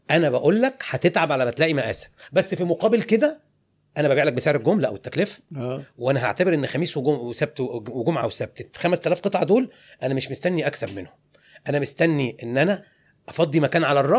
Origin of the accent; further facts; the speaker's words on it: Egypt; قالت لي اسم كبير في عالم الموضه عندنا في مصر